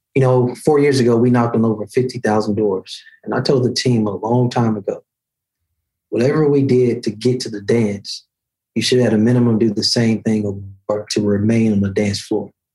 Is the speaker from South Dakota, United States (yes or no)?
no; Birmingham, Alabama, United States; 12 years ago in 2009, the first time I ran for elected office in my hometown